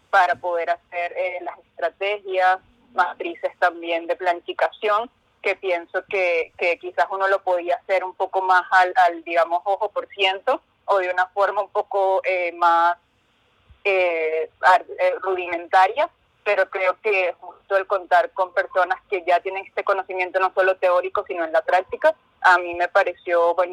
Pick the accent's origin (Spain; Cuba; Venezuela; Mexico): Venezuela; Caracas, Capital District; De Venezuela.